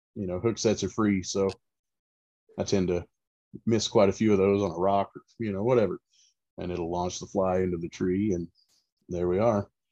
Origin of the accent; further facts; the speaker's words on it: Central Florida, United States; moved away as an adult; now in East Tennessee, United States; I am originally from Florida, uh, Central Florida specifically, um, and I, have grown up fishing